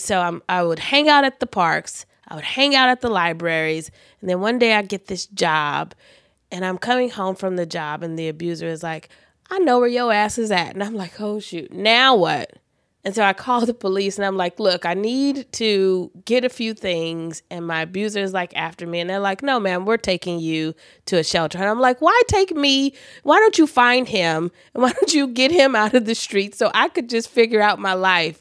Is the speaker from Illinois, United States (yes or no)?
no; Los Angeles, California, United States; I was born in the Queen of Angels Hospital, which was in Hollywood